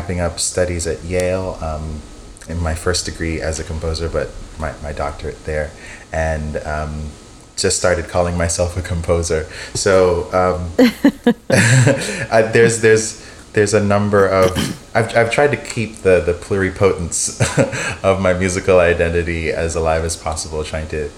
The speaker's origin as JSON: {"language": "English", "country": "Bahamas", "tie": "born or raised there", "said": "I was born in the Bahamas to Jamaican parents"}